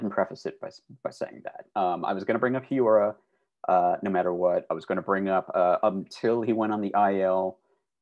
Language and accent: English; Glen Ellyn, Illinois, United States; I grew up about 25 minutes due west of Chicago proper in a town called Glen Ellen, Illinois